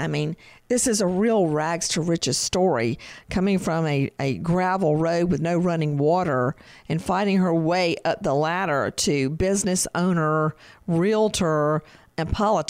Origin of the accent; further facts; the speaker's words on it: Macon, Georgia, United States; Where I grew up in Bibb County, we were in unincorporated Bibb County. We had a Macon address